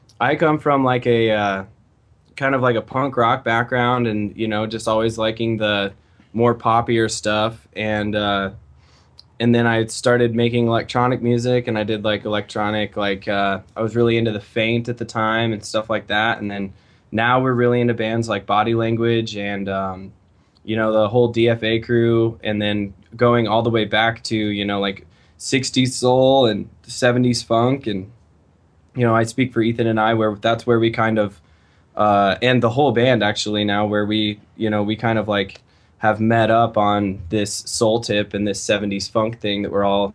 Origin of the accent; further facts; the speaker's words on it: Fort Collins, Colorado, United States; now in Denver, United States; I grew up in Fort Collins, which is just 60 miles